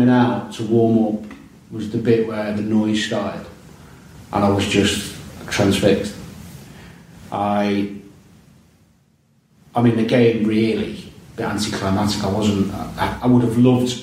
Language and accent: English; Chester, North West England, United Kingdom; I was from Chester.